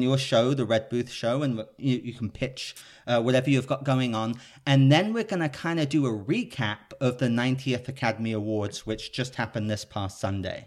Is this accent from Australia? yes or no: no; United Kingdom; now in Los Angeles, United States; I'm a Brit living in Los Angeles